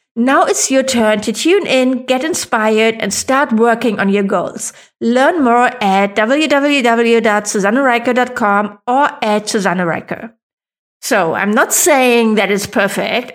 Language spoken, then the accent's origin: English; Germany; accent: German; English is a second language; I am not a native English speaker, I was worried that my funny German accent would be off-putting